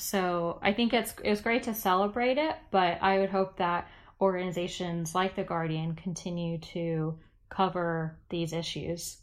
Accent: United States; I am American

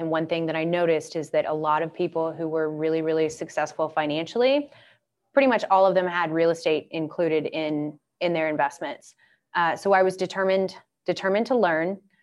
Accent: Atlanta, Georgia, United States; moved away; I grew up in Atlanta

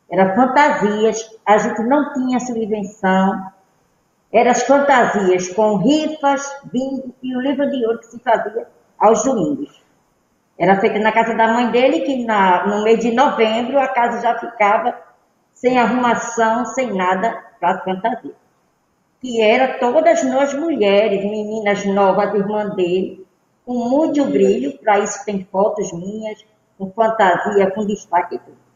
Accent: Arcoverde, Pernambuco, Brazil; now in Olinda, Brazil; eu {S1} vim de Arco Verde, eu cheguei aqui no ano de 70.

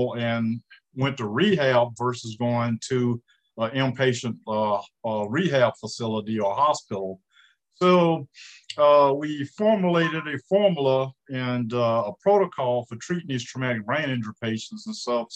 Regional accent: Indianola, Mississippi, United States; moved away as an adult; also born or lived in Jackson, Mississippi / Atlanta, Georgia / Rochester, Minnesota; I'm originally from Indianola, Mississippi

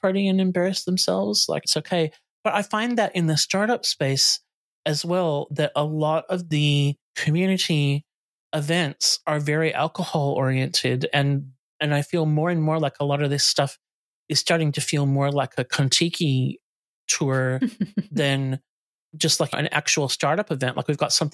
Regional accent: United States; moved away; I grew up in the States

